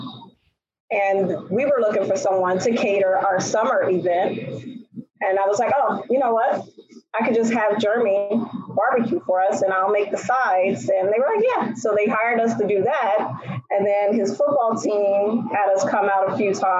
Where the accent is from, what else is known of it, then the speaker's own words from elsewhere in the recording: Texas, United States; moved away as an adult; also born or lived in New Hampshire; now in Milford, United States; I'm from Texas